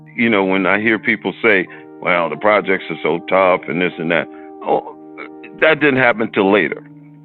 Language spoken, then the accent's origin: English; Chicago, Illinois, United States; when I was growing up in the Cabrini Green.